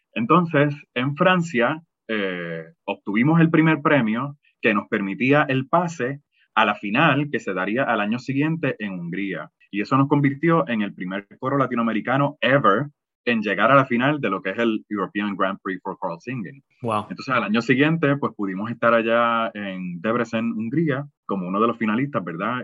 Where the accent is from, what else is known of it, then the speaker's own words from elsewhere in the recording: Bayamón, Puerto Rico; yo soy nacido en Bayamón, Puerto Rico